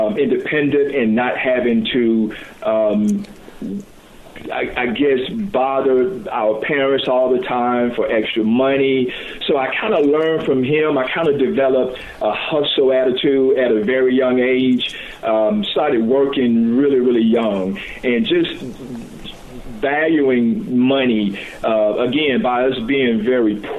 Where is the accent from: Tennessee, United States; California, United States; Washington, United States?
Tennessee, United States; Chattanooga; I was born in Chattanooga, raised up in the area of St. Elmo